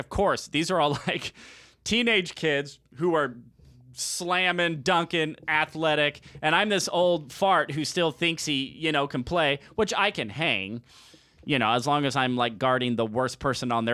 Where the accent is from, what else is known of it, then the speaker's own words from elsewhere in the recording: Arizona, United States; I'm from Arizona